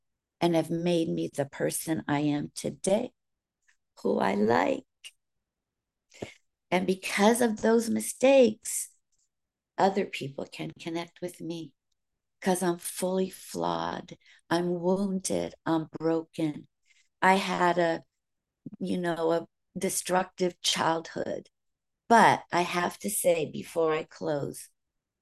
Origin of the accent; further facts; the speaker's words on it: California, United States; accent: Southern; also born or lived in Virginia; I can remember back to 8 years old. That's when we moved from Virginia, where we were surrounded by family, to California, where we were just alone.